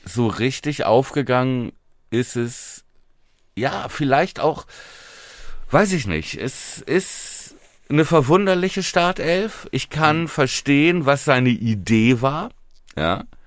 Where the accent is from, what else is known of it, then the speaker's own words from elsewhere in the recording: Buchholz in der Nordheide, Lower Saxony, Germany; meiner Heimatstadt Buchholz